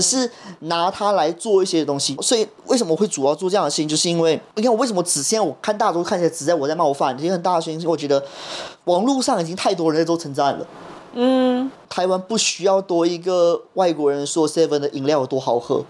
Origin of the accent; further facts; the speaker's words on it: Malaysia; moved away as an adult; now in Taiwan; 对，我是马来西亚的。